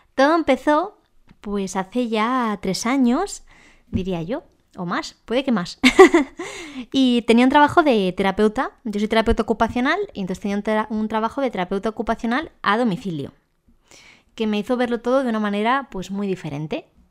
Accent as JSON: {"language": "Spanish", "town": "Ávila", "region": "Castile and León", "country": "Spain", "tie": "born or raised there", "also_born_or_lived": "Madrid", "moved": "yes", "said": "Yo soy de nacimiento de Ávila"}